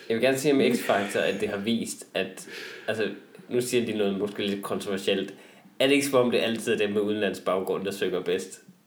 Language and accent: Danish; Vendsyssel, North Denmark Region, Denmark; er jeg selv vendelbo